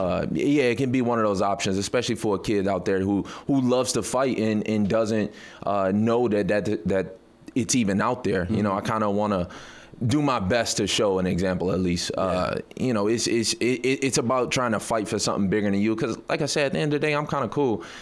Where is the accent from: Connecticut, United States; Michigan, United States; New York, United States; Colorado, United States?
Michigan, United States; Detroit; I'm, I'm from Detroit